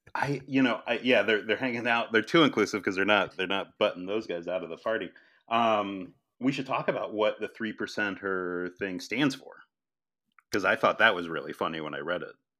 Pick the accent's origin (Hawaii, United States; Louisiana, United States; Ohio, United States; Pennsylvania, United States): Pennsylvania, United States; Collegeville; my hometown in Pennsylvania